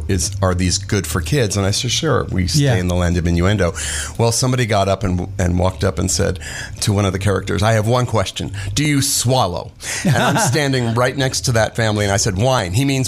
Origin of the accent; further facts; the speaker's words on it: Los Angeles, California, United States; Right around Pico and Beverly Drive. A place called Beverwill.